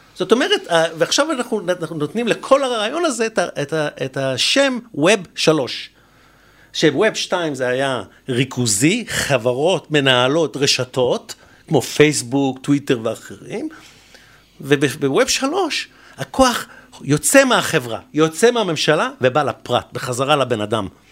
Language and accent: Hebrew; Israel; אנחנו, בתור ישראלים